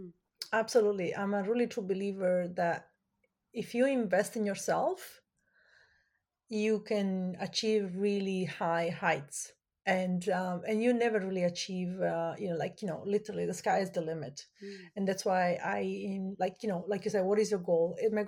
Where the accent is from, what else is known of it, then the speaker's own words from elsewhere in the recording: Italy; now in Canada; I grew up in Italy and my major is in fashion design.